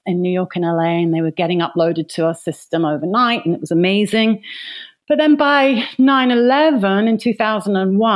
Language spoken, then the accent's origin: English; London, United Kingdom; I was born in London, England, sometime last century, and I left school at 16